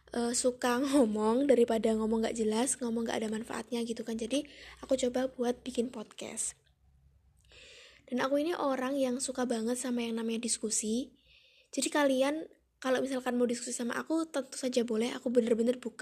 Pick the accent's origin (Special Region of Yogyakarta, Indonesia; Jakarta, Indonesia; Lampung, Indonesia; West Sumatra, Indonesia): Special Region of Yogyakarta, Indonesia; Yogyakarta; aku anak pertama dari dua bersaudara dan aku asli dari Yogyakarta.